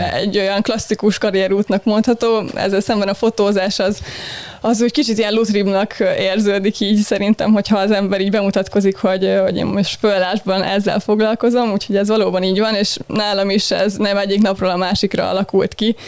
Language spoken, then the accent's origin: Hungarian; Balatonalmádi, Veszprém County, Hungary; moved away as an adult; now in Budapest, Hungary; Budapesten születtem, de Budapesten. alapvetően Veszprémi voltam így óvodáskoromig, és utána költöztünk át Almádiból, amikor az általános iskolát kezdtem